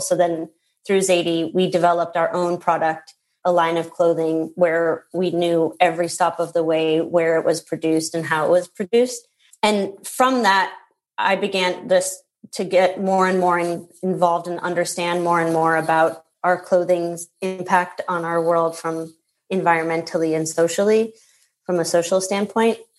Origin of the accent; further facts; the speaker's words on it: Minnesota, United States; I grew up in Minnesota